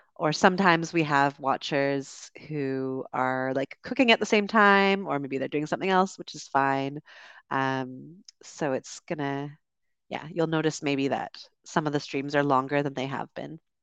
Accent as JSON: {"language": "English", "country": "Canada", "also_born_or_lived": "United Kingdom", "accent": "Canadian", "moved": "as an adult", "lives_now": "Dominican Republic", "said": "I'm from Canada originally and also lived in the U K and currently streaming to you from the Dominican Republic"}